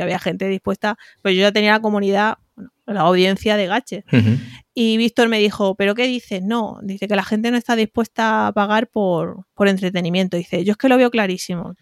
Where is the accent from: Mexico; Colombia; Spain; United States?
Spain; accent: un poco raro; now in Madrid, Spain; De un pueblo ya casi en Extremadura, casi en Córdoba, casi Badajoz, casi Córdoba, por eso tengo este acento un poco raro, pero vivo en Madrid hace prácticamente 14